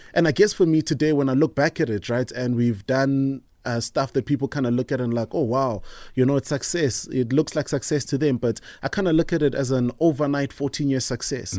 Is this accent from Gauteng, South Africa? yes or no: yes; Tembisa, Gauteng, South Africa; I grew up in the Thembisa area